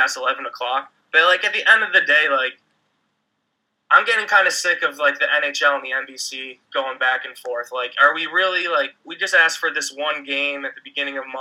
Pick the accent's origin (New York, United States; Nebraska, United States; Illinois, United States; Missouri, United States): New York, United States; growing up in New York